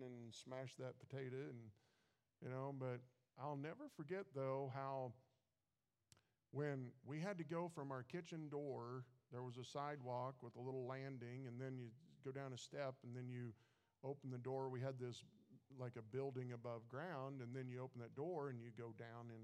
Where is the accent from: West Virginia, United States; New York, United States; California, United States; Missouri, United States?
Missouri, United States; moved away; I grew up in Missouri